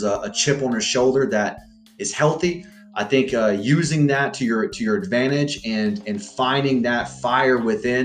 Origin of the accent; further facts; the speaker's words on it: Freeport, Texas, United States; also born or lived in Galveston, Texas / Alvin, Texas; I was born in Galveston, Texas. I grew up half my life in a small town called Freeport, Texas. My other half of my life in Alvin, Texas.